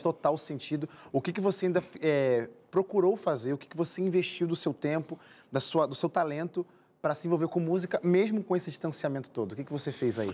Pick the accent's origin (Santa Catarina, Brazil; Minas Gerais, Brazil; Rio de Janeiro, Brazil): Rio de Janeiro, Brazil; minha boa e querida terra, Rio de Janeiro